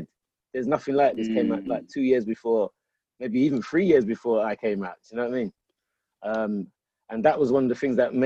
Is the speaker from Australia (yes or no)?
no; London, United Kingdom; I used to live in Sandmere Road as a youth coming up. We're from Sandmere Road, from Clapham.